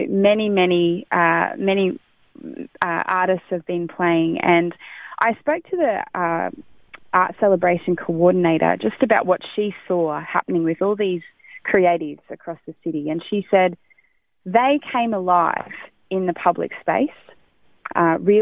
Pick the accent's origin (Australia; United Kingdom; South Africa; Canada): Australia; country Victoria; moved away as an adult; now in Gold Coast, Australia; I have been in this city for 20 years. I come from Country Vic, moved here 20 years ago